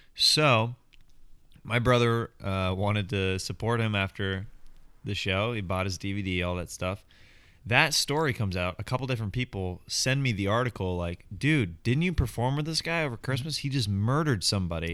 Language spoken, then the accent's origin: English; Overland Park, Kansas, United States; born and raised in Overland Park, Kansas